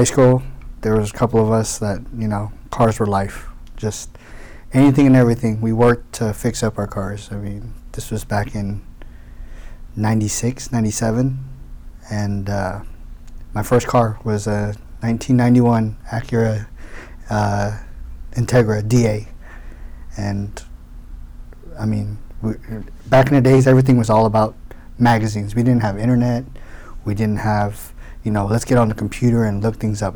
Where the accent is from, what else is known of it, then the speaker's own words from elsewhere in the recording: Houston, Texas, United States; also born or lived in Daly City, California; I came to Houston when I was 6 months old. So I was practically raised